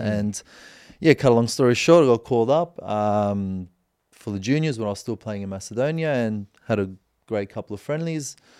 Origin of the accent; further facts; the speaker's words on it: Australia; moved away; I'm from Australia